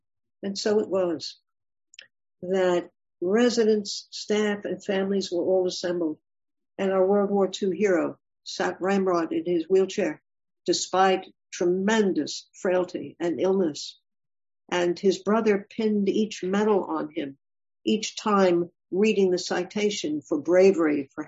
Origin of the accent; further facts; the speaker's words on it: Ashanti, Ghana; moved away; I'm from Ghana. And in Ghana, did you come from a big city, from Accra, or a big city, or from a little town? I came from a village. I'm Ashanti.